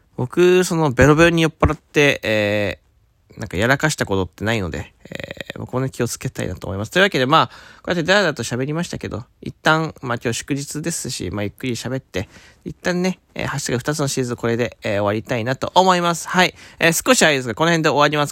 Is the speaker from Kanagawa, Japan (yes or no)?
no; Fukuoka, Japan; 僕は福岡出身